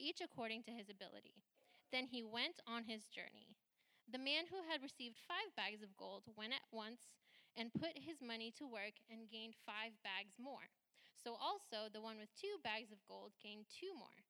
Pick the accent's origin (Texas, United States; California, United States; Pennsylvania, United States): California, United States; Santa Rosa; first language Hindi; English is a second language; I grew up in Sonoma County. I was born and raised in Santa Rosa